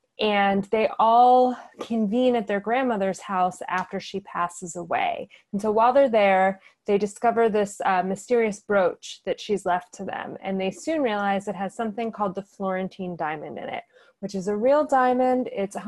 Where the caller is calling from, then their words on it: Silver Lake, California, United States; So I am reaching you from Silver Lake, not Los Angeles, not too far from Skylight.